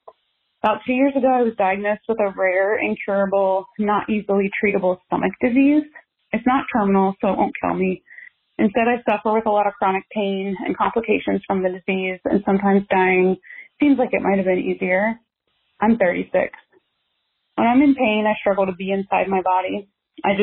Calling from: Washington, District of Columbia, United States; I'm calling from Washington, D.C.

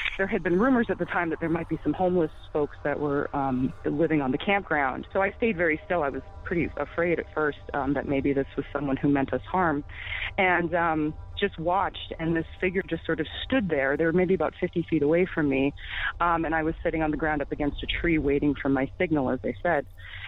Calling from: Western Massachusetts, United States; Hi, I'm calling from Massachusetts.

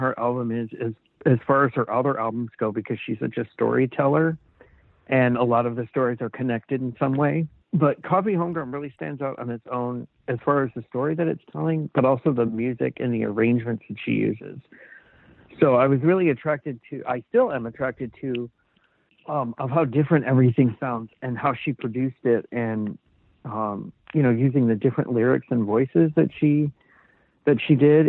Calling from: Seattle, Washington, United States; I'm calling from Seattle.

